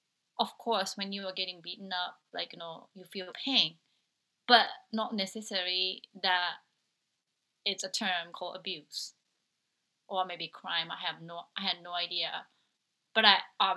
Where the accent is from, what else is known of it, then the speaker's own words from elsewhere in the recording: Japan; moved away; I'm originally from Japan